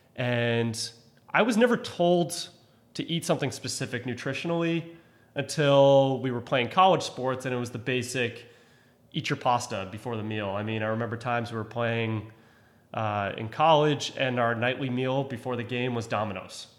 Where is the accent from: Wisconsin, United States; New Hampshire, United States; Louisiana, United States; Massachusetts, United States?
Massachusetts, United States; Cohasset; I grew up in Cohasset, Massachusetts